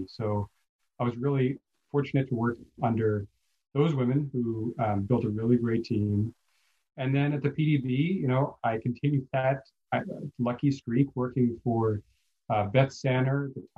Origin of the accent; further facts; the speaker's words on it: New York area, United States; I was raised in the New York area by some very strong independent women